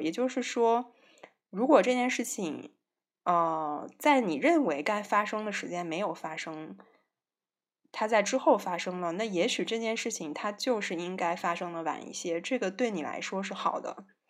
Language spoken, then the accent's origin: Chinese; northern China, China; 我是北方人